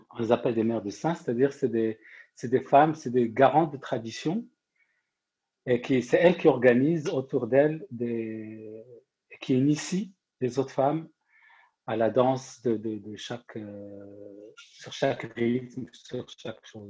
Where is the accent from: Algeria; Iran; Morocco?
Morocco; also born or lived in Rennes, France; now in France; je suis marocain